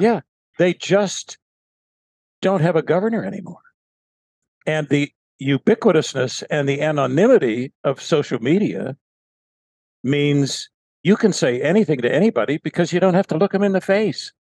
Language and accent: English; Pittsburgh, Pennsylvania, United States; I grew up in Western Pennsylvania, Pittsburgh, Pennsylvania